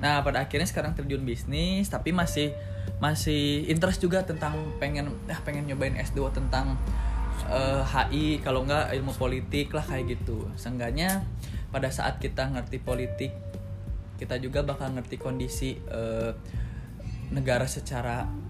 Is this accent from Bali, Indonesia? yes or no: no; Bandung, West Java, Indonesia; also born or lived in Jakarta / Padang (parents' origin); lahir di Jakarta, pindah ke Bandung pas SD kelas 2 semester 2